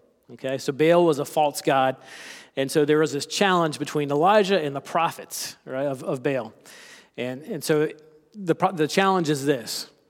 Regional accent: South Carolina, United States; I am from South Carolina. I don't have much of an accent, but there may be a few phrases or terms that I use that may be a bit foreign.

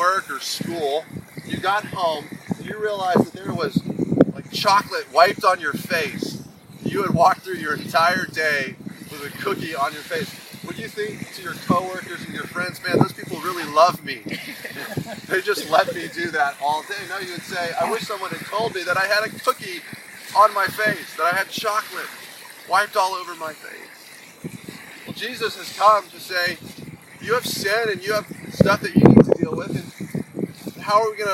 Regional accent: Colorado, United States; now in Massachusetts, United States; where I'm from Colorado

